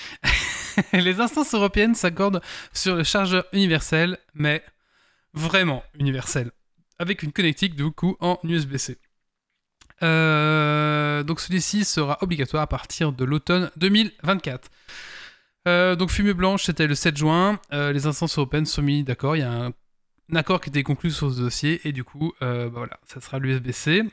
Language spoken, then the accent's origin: French; Belgium; je suis belge